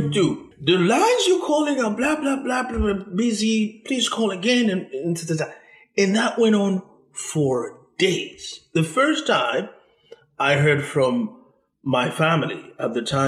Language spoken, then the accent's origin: English; Haiti; moved away; I am originally from Haiti